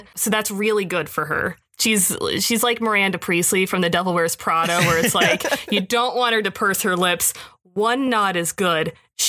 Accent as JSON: {"language": "English", "region": "Oklahoma", "country": "United States", "tie": "born or raised there", "said": "despite the fact that I was raised in Oklahoma, which is in the South, I get so Minnesotan on the phone."}